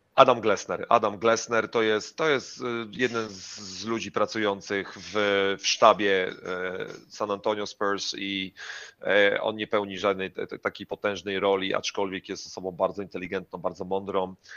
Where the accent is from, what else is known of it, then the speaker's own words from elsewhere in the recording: Poland; moved away as an adult; jesteśmy Polakami, jesteśmy bardzo, bardzo biali i jesteśmy z Polski